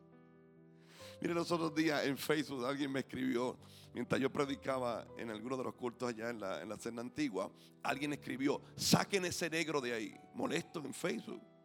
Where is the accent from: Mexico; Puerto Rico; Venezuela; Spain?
Puerto Rico; como puertorriqueños